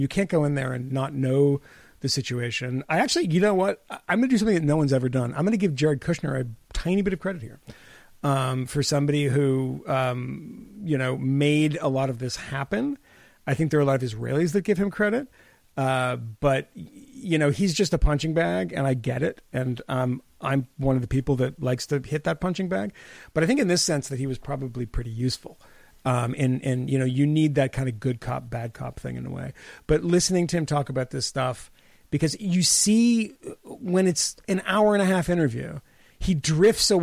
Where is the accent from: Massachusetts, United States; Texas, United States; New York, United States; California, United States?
Massachusetts, United States; growing up in Massachusetts